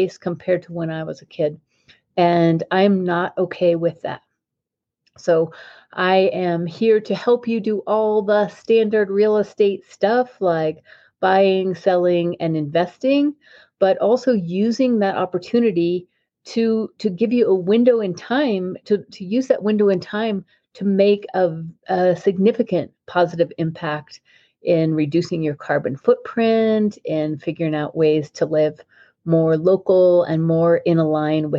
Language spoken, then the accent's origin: English; Denver, Colorado, United States; I was born in Denver, Colorado in 1960, and I lived in Congress Park in a house there